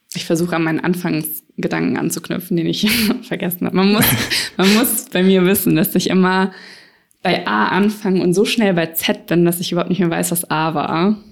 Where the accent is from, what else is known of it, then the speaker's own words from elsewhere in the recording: Frankfurt, Hesse, Germany; ich bin damals in Frankfurt aufgewachsen